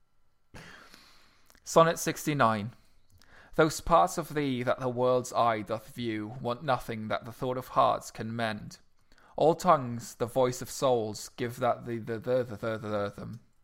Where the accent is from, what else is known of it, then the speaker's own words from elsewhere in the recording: Luxembourg; moved away; I'm officially a resident of this country and not of Luxembourg anymore